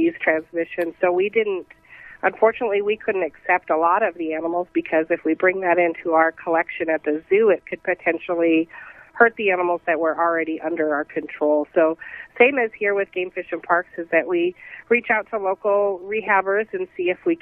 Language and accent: English; South Dakota, United States; moved away as an adult; also born or lived in San Antonio, Texas; Well, I'm originally from South Dakota